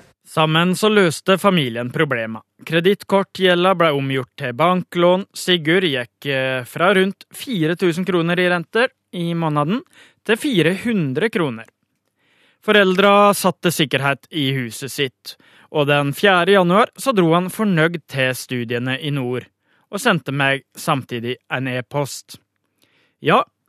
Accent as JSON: {"language": "Norwegian", "town": "Bø", "region": "Vestfold og Telemark", "country": "Norway", "said": "Jeg er fra Bø i Telemark."}